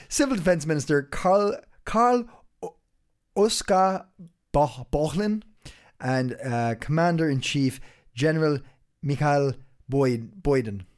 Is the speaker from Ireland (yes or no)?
yes; Ireland; now in Denmark; I'm uh, I'm Irish